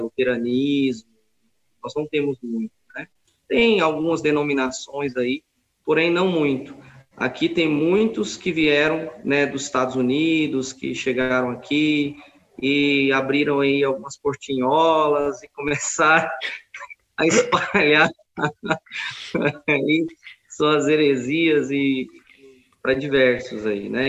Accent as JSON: {"language": "Portuguese", "town": "Goiânia", "region": "Goiás", "country": "Brazil", "tie": "born or raised there", "said": "vim para a minha terra natal, Goiânia"}